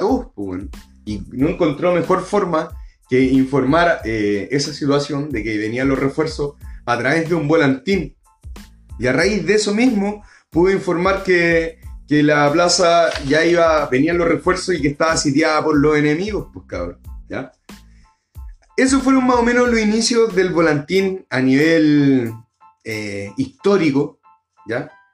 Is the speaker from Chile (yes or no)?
yes; Valparaíso, Chile; soy de Valparaíso, crecí allá en Playa Ancha